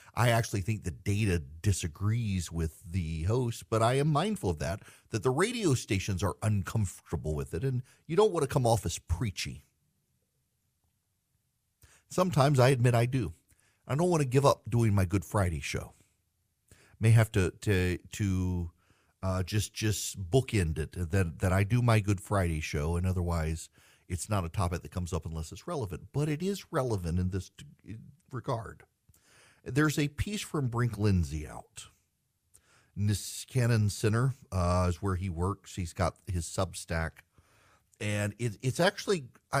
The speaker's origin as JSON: {"language": "English", "region": "Dubai", "country": "United Arab Emirates", "tie": "born or raised there", "lives_now": "United States", "said": "I grew up in Dubai and spent most of my life traveling the world before coming back to the South."}